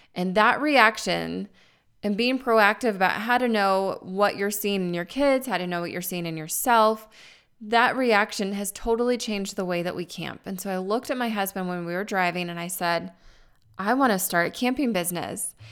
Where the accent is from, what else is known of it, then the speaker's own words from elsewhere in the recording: Tucson, Arizona, United States; moved away as an adult; I'm originally from Arizona where it's warm